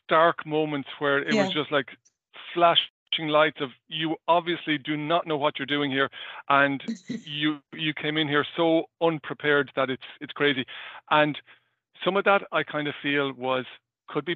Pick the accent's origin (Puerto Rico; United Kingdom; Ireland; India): Ireland; as an Irish person, I would kind of talk relatively fast